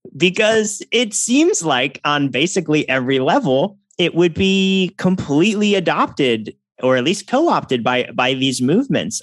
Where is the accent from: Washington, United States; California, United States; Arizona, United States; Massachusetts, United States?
Massachusetts, United States; from my home state, Elizabeth Warren